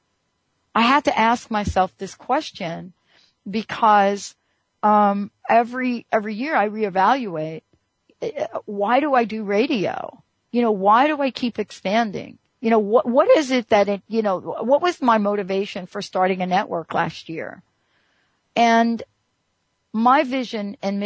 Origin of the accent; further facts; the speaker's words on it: New York, United States; I grew up in New York